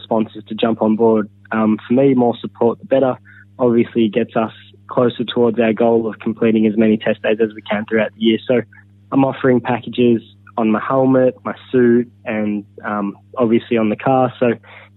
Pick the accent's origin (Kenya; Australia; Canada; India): Australia; as an Australian